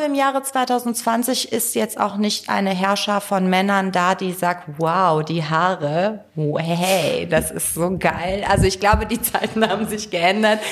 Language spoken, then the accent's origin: German; Cologne, North Rhine-Westphalia, Germany; also born or lived in Tehran, Iran / northern Iran; ich bin in Köln-Kalk groß geworden.